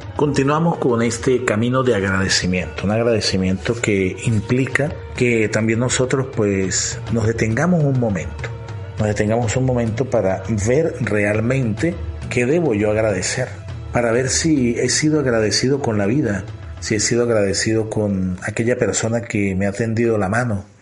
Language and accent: Spanish; Venezuela; nuestra cultura, nuestra sociedad, nuestro gentilicio de Venezuela